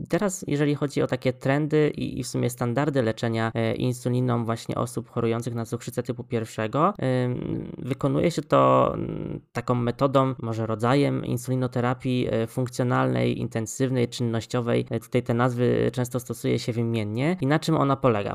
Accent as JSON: {"language": "Polish", "town": "Poznań", "region": "Greater Poland", "country": "Poland", "said": "Ja bym chciała stanąć jako Wielkopolanin w obronie Pyry"}